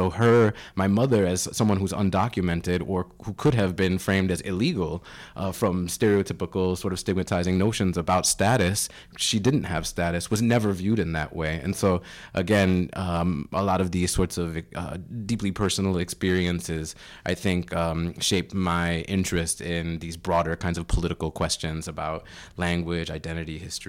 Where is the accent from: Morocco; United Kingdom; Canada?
Canada; Yeah, so I'm a Canadian Puerto Rican, and I am a dual citizen of Canada and the U.S., so that's not something everybody knows.